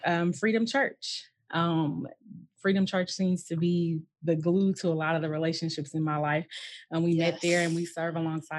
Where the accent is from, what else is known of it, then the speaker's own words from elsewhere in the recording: Fort Worth, Texas, United States; I am a native of Fort Worth, Texas, born and raised. You know, all of my family is here.